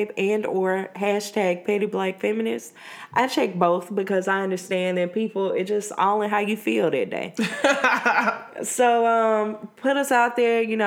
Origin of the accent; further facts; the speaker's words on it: Mississippi, United States; I'm from Mississippi